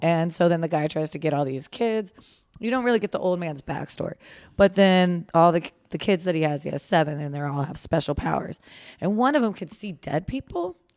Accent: Manassas, Virginia, United States; born or raised there

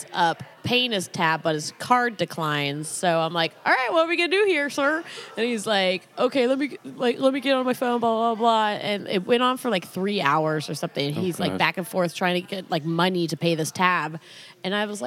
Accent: Santa Cruz, California, United States; I grew up in Santa Cruz

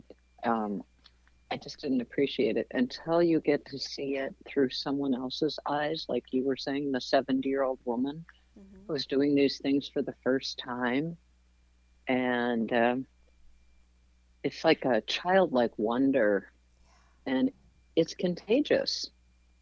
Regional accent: Minnesota, United States; moved away as an adult; also born or lived in Montana / Arizona / Alaska / Iowa; I grew up in Minnesota hunting and fishing.

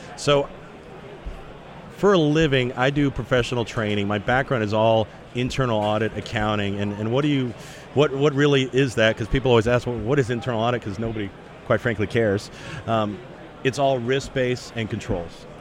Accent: Dallas, Texas, United States; I grew up in Dallas

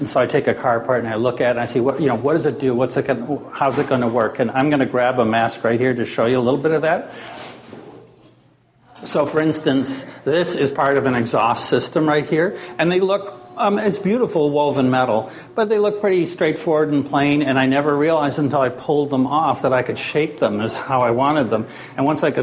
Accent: Maine, United States; moved away; I come from Maine originally

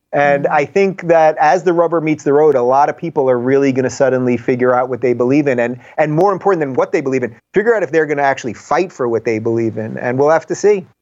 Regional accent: New York, United States; moved away as an adult; now in California, United States; I'm from New York originally until I moved to to California seven years ago, so I lived my whole life in in New York State

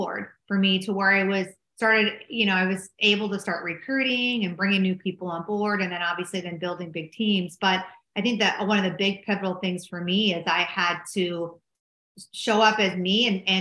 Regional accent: Minneapolis, Minnesota, United States; accent: Minnesota; also born or lived in Dallas, Texas; I'm originally from Minneapolis, Minnesota, and you probably can tell from my funny accent. And I moved back home

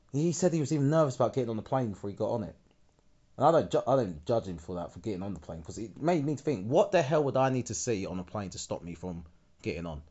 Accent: United Kingdom; being British

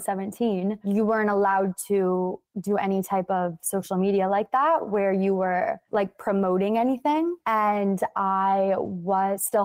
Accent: Rochester Hills, Michigan, United States; moved away as an adult; also born or lived in Murfreesboro, Tennessee; I am originally from Michigan, It's called Rochester Hills. It's right outside of Detroit. And I lived there my whole life

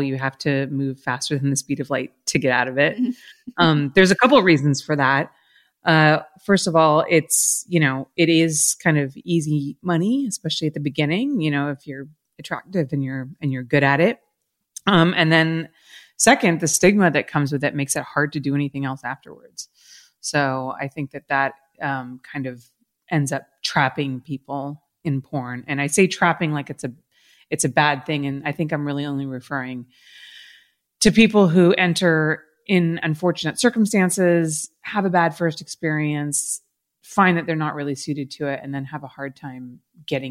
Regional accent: Los Angeles, California, United States; I've lived in LA my whole life

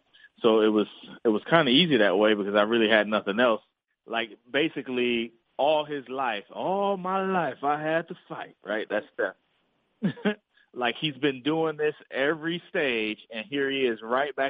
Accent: Oakland, California, United States; moved away as an adult; also born or lived in Atlanta; I'm from Oakland

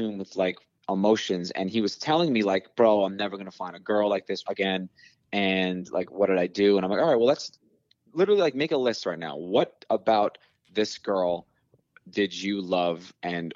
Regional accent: New York City, New York, United States; growing up on Staten Island

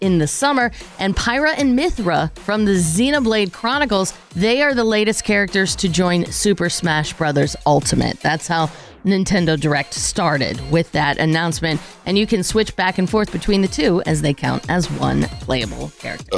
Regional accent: Pittsburgh, Pennsylvania, United States; We're from Pittsburgh, Pennsylvania

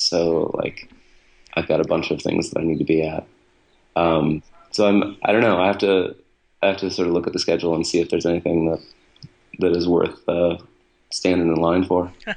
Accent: Buffalo, New York, United States; I grew up in Buffalo

